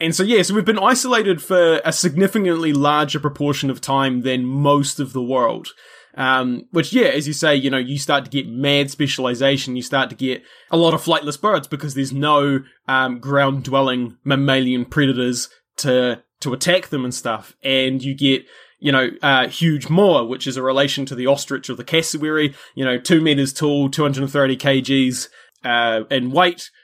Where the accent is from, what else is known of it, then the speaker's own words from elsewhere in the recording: New Zealand; which by, you know, my accent and stuff, you probably gather that's where I'm from